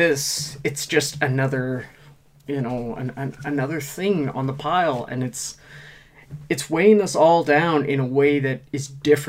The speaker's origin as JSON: {"language": "English", "region": "Nova Scotia", "country": "Canada", "said": "I am such a proud Nova Scotian."}